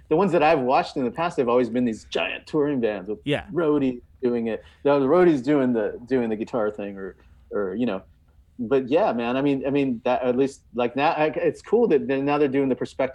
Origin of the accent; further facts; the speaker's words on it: California, United States; I grew up in California, man. I grew up around a bunch of earthquakes.